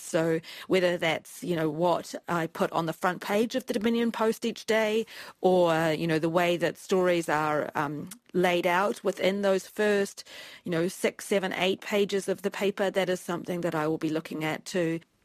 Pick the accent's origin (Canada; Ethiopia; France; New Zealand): New Zealand; moved away as an adult; also born or lived in Washington, D.C., United States / Beijing, China; I've chosen to come back to New Zealand